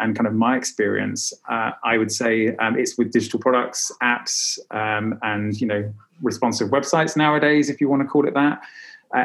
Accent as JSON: {"language": "English", "country": "United Kingdom", "also_born_or_lived": "south of France / Dubai", "moved": "as an adult", "lives_now": "Berlin, Germany", "said": "I'm British, originally from the UK. And actually, I emigrated from UK in 2009."}